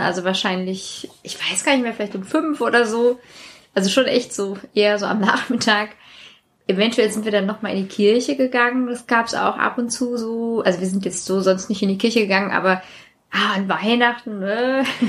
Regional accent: Maintal, Hesse, Germany; also born or lived in Sweden; ich war in ähm, mein Teil 4 und das hatte, soweit ich weiß, 3000 Einwohner. Das war wirklich klein

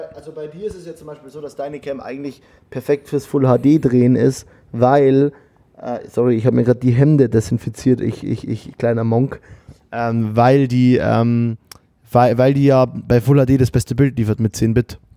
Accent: Germany; bei uns in Deutschland

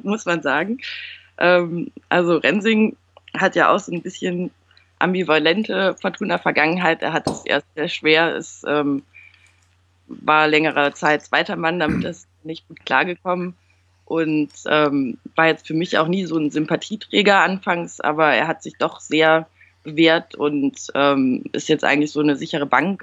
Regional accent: Düsseldorf, North Rhine-Westphalia, Germany; Ich bin in Düsseldorf geboren und aufgewachsen

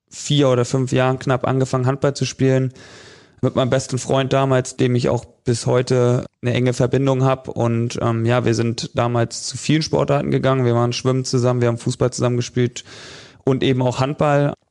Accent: Northern Germany, Germany; Ich komme ja aus Norddeutschland, da wächst man mit dem Angeln irgendwie so ein bisschen auf

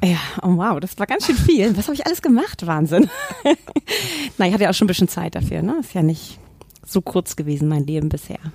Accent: Hamburg, Germany; ich bin an eine Familie geboren worden und meine Eltern haben damals nicht professionell gezüchtet, aber sie hatten zwei Würfe Labrador Retriever und das oh. war in Hamburg damals in den 70er Jahren

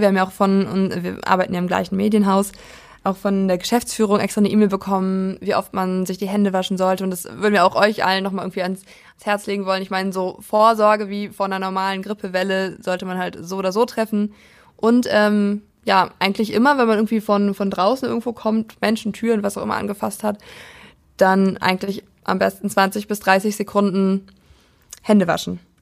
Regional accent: Prignitz district, Brandenburg, Germany; ich komme ja aus dem Landkreis Prignitz in Brandenburg

